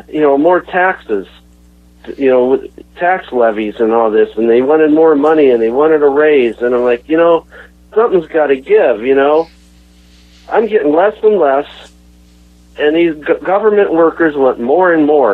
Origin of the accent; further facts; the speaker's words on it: Canton, Ohio, United States; I grew up in Canton, Ohio. Right here in the Rust Belt